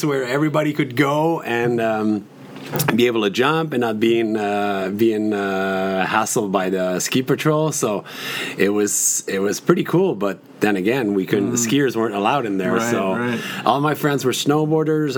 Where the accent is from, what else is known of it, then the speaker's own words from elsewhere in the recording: Saint-Jérôme, Quebec, Canada; moved away as an adult; now in Mont-Tremblant, Canada; I grew up actually in Saint-Jérôme, which is about 45 minutes south from Tremblant